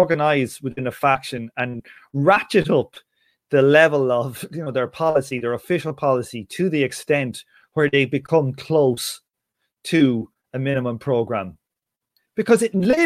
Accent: Ireland; I'm just talking as an Irish guy

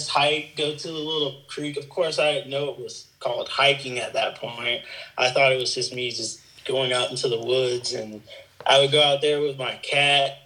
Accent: Virginia, United States; moved away as an adult; also born or lived in Tampa, Florida; I'm originally from Virginia, but I moved to Tampa, Florida for a short while

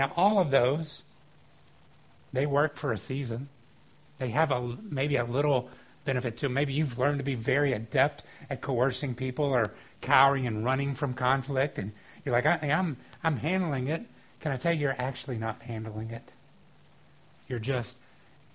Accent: the South, United States; Growing up in the South, one of the things sometimes you would watch on TV was professional wrestling.

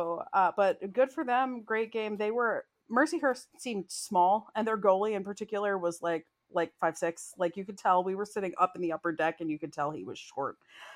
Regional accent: near Elizabethtown, Pennsylvania, United States; Elizabethtown College, very near to my hometown

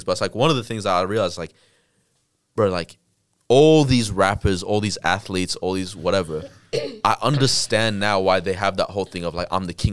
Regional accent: Australia

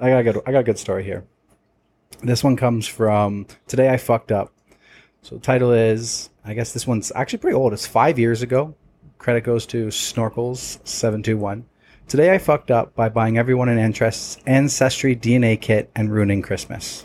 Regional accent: Toronto, Ontario, Canada; We're from Toronto

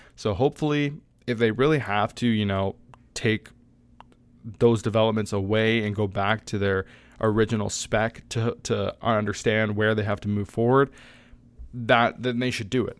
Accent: Canada; I'm Canadian, I'm not American

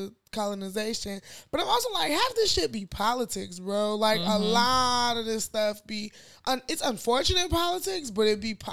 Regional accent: Nigeria; I'm Nigerian

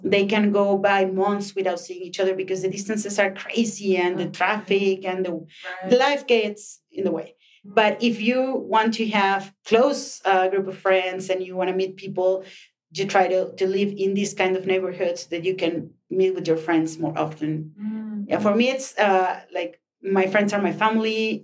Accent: Chihuahua, Mexico; now in Mexico City, Mexico; when you come from a small city like mine, I'm from Chihuahua

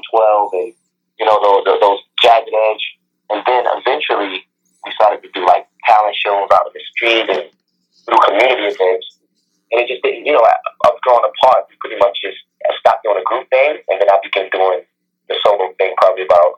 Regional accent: Brooklyn, New York, United States; Well, I'm from Brooklyn, New York. I'm in Brooklyn, New York.

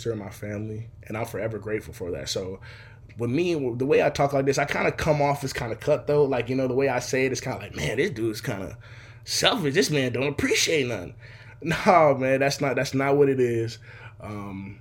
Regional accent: Seattle, Washington, United States; I'm from Seattle, Washington. Still here to this day

